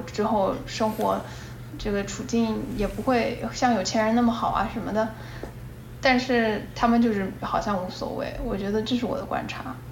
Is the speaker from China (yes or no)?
yes; China; moved away; also born or lived in United States; 我在中国的环境里面长大